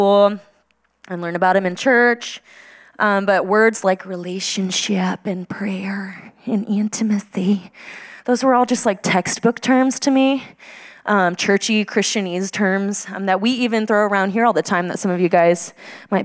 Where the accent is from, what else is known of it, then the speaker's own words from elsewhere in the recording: Midland, Texas, United States; moved away as an adult; also born or lived in Denver, Colorado; this is where I'm from. This is Midland, Texas